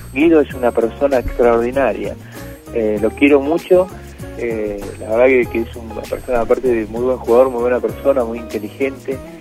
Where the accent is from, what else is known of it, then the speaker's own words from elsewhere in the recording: Argentina; Y esos somos los argentinos